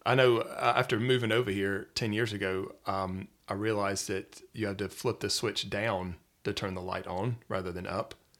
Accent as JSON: {"language": "English", "town": "Atlanta", "region": "Georgia", "country": "United States", "tie": "born or raised there", "moved": "as an adult", "lives_now": "Wales, United Kingdom", "said": "originally I'm from the Metro Atlanta area in Georgia, so in the United States, in the South"}